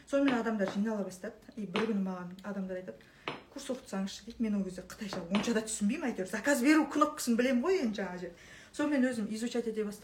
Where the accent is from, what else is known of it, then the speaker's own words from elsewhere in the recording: Akbastau village, Tole Bi District, Shymkent area, Turkistan Region, Kazakhstan; шымкентте ақбастау деген ауыл леңгір төле би ауданы төле би ауданы ақбастау деген ауылданбыз мен де шымкент жақтанмын